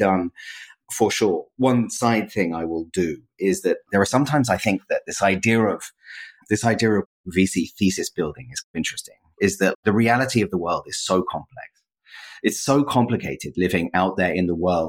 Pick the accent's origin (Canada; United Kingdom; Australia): United Kingdom; London; I'm from London.